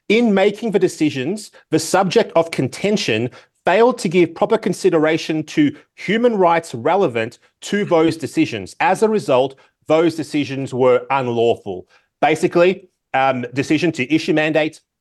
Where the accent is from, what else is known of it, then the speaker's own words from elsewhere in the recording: Victoria, Australia; In my home state of Victoria, where I live